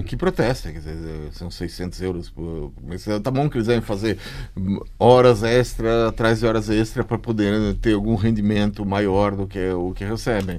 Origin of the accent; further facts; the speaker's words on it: Brazil; eu sou, sou do Brasil